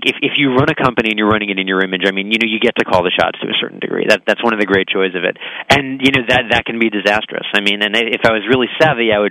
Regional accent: New Jersey, United States; I grew up in New Jersey

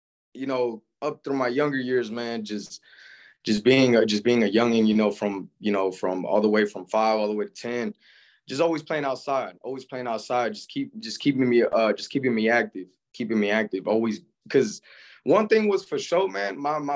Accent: Palmdale, California, United States; also born or lived in San Fernando, California; I was born in San Fernando, California. Up to 5 years old, I moved out to Palmdale, California. Basically, man, grew up in Palmdale, California, basically my whole life

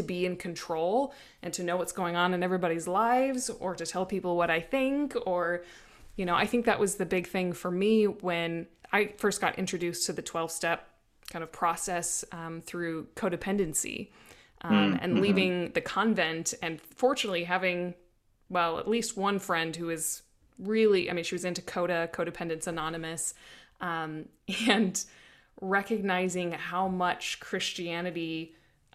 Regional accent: Midwest, United States; I grew up in the Midwest

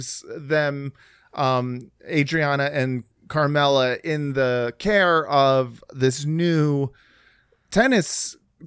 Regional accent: Los Angeles, California, United States; was in high school in Los Angeles

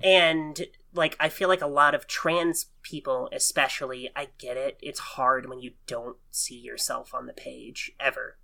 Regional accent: Oklahoma, United States; I'm born and raised in Oklahoma

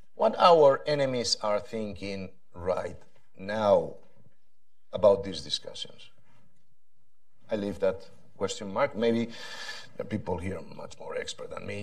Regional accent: Spain; I come from Spain

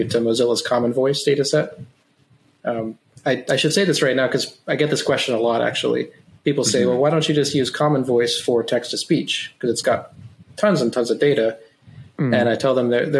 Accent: Wyoming, United States; first language English; moved away; I'm from Wyoming originally, the big square state

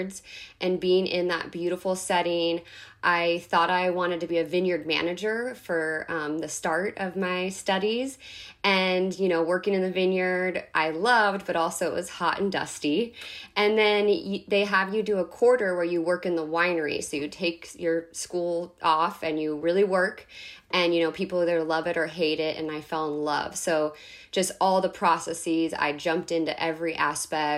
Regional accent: Northern California, United States; also born or lived in Central Coast, California; I grew up in Northern California

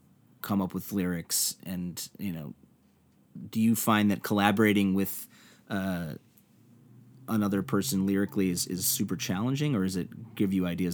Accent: Midwest, United States; I mean, I'm from the Midwest, and L.A. has this bit of a mythos

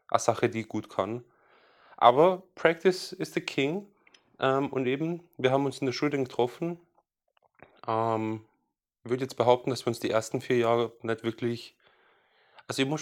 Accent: Salzburg, Austria; Ist wurscht, wo ich herkomme, ich bin aus Salzburg.

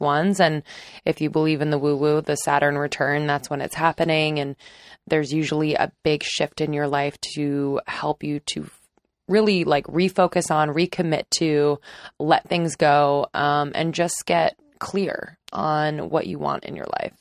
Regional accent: just north of Philadelphia, Pennsylvania, United States; I grew up not too far from Ohio. I am from Pennsylvania, just north of Philadelphia.

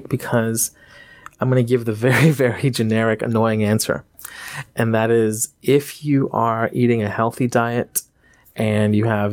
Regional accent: India; I'm from India. Everything we eat has turmeric in it.

